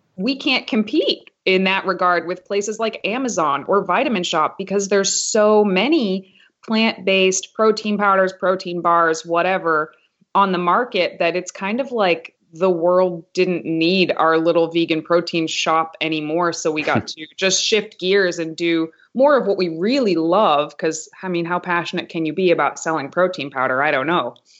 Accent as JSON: {"language": "English", "town": "Haverhill", "region": "Massachusetts", "country": "United States", "tie": "born or raised there", "said": "Haverhill, Massachusetts. It's like this tiny, tiny town right on the New Hampshire border"}